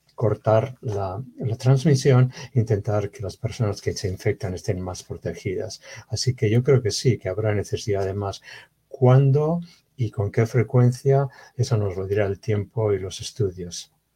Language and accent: Spanish; Bilbao, Basque Country, Spain; moved away; De España, de la nací en Bilbao, en el norte de España.